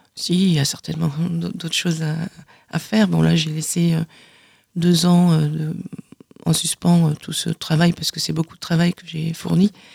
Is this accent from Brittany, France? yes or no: no; Carcassonne, Occitania, France; je suis née à Carcassonne